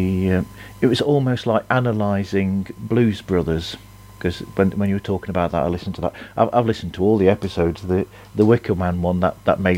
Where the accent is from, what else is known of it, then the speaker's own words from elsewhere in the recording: United Kingdom; being born in 1970, I should know that, and being British